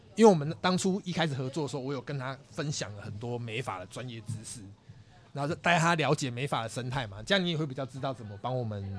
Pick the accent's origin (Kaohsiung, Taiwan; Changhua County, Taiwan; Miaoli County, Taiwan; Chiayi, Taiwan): Chiayi, Taiwan; 我是嘉义人嘛